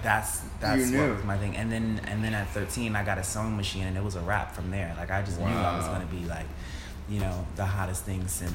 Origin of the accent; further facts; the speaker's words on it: New York City, New York, United States; also born or lived in Brooklyn, New York; I've been living in Brooklyn for like 3 years now, but I'm born and raised in St. Albans, Queens